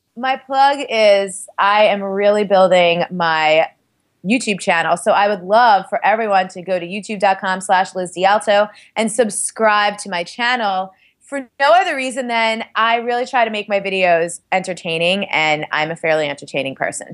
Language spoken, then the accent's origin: English; New York City, New York, United States; I'm from Staten Island